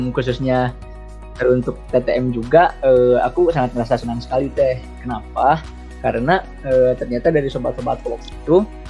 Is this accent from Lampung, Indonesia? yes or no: no; Garut, West Java, Indonesia; asal aku dari Garut